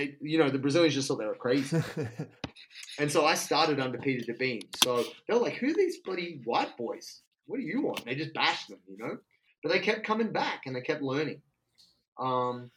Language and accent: English; Penrith, New South Wales, Australia; moved away as an adult; now in Melbourne, Australia; I'm from Western Sydney, Penrith, Blue Mountains